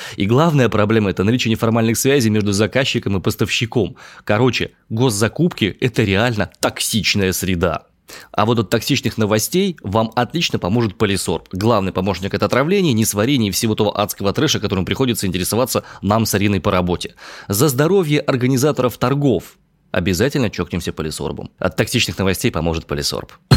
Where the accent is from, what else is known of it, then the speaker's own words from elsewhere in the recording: Omsk, Omsk Oblast, Russia; я родом из Омска